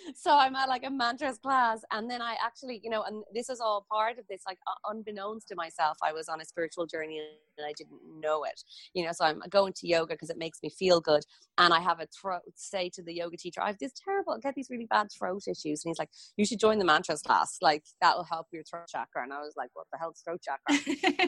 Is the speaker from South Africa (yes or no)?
no; Ireland; I grew up in Ireland